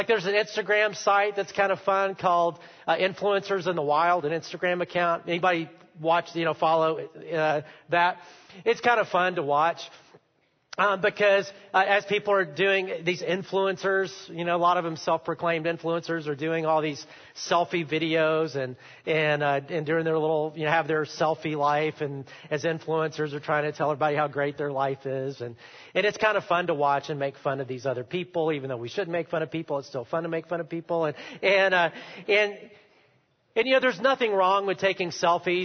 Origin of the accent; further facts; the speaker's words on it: United States; as Americans